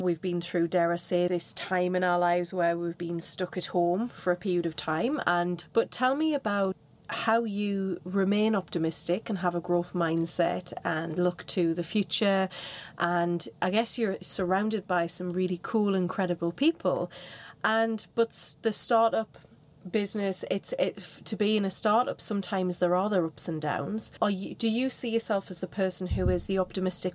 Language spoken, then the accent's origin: English; Newcastle upon Tyne, North East England, United Kingdom; I'm a Geordie